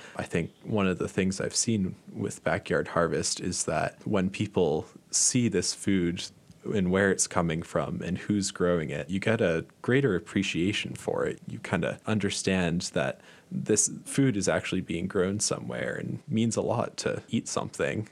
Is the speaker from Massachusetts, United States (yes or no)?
yes; Massachusetts, United States; moved away; I'm from Massachusetts, and there's even one right near where I grew up